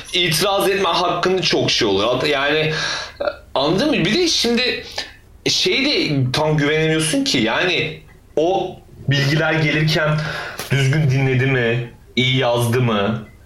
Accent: Turkey; biz Türkler olarak

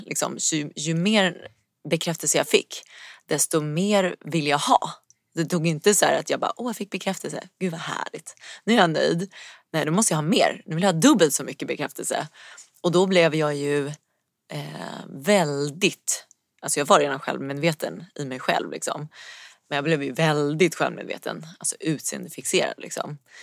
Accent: Stockholm, Stockholm County, Sweden; now in Stocksund, Sweden; Uppvuxen i Vasastan eh, i Stockholm

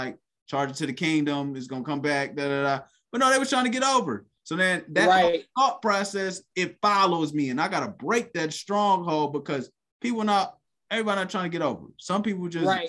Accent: Cleveland, Ohio, United States; growing up, I'm from Cleveland.

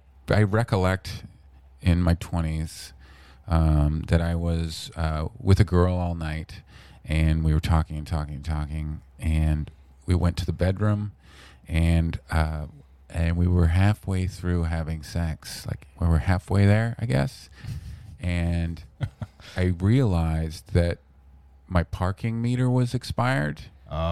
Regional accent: Vancouver, British Columbia, Canada

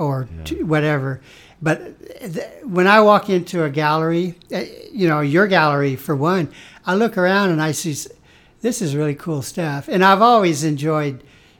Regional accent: Atwood, Kansas, United States; moved away as an adult; now in Topeka, United States; I'm from Atwood, a small community. My high school graduating class was 50.

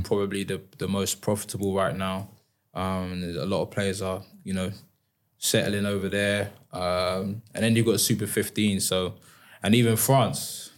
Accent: High Wycombe, South East England, United Kingdom; I was a young kid growing up in High Wycombe

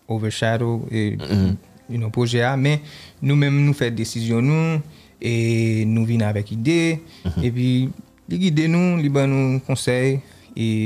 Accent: New York, United States; moved away as an adult; also born or lived in Florida; m leve New York tou, m dan l'ekol New York, men, se ekstasi ki te fe move Florida, we, ah, en 2014, e pi apre sa, m te move back New York

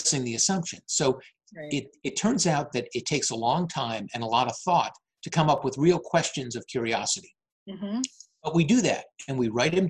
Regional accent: Natick, Massachusetts, United States; moved away as an adult; also born or lived in Charleston, South Carolina; now in Framingham, United States; I'm originally from Natick, and I moved back here.

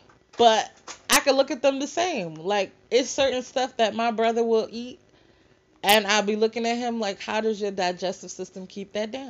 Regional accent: New York, United States; now in Virginia, United States; we're from New York.

